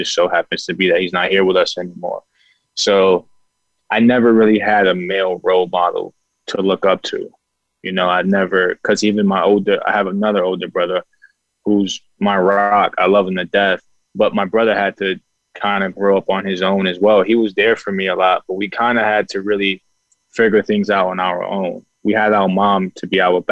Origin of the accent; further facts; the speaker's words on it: New York City, New York, United States; moved away; I'm from Bronx, New York